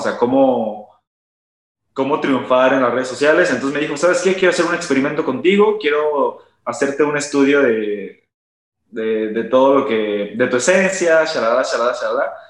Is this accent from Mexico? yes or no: yes; Hidalgo, Mexico; moved away as an adult; now in Monterrey, Mexico; yo soy originario de Hidalgo. Actualmente vivo en Monterrey, como dice Sam, pero pues yo viví muchos años de mi vida en Hidalgo.